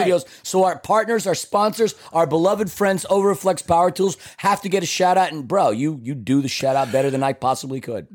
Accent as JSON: {"language": "English", "town": "New York City", "region": "New York", "country": "United States", "said": "I'm from Queens, New York"}